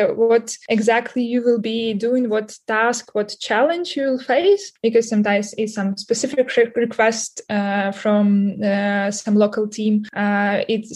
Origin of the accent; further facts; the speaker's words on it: Ukraine; I'm from Ukraine